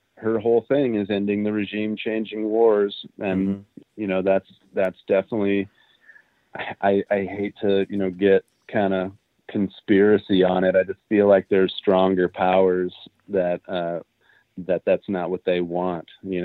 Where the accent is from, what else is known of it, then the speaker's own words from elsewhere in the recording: United States; I straight up just tell people I'm Canadian. I don't even bother with saying I'm American.